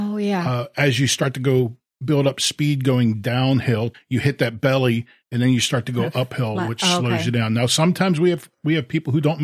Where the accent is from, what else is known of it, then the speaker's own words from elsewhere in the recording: Philadelphia, Pennsylvania, United States; moved away as an adult; also born or lived in Fort Bragg, North Carolina; now in Wilmington, United States; I'm originally from the Philadelphia area. Grew up in Philadelphia, left home